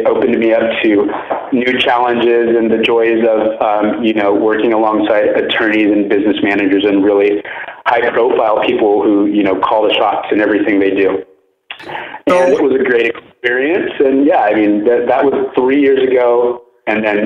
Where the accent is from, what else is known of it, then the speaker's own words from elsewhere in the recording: Oceanside, California, United States; I grew up in Southern California, so I'm a native to the area in a town called Oceanside in San Diego County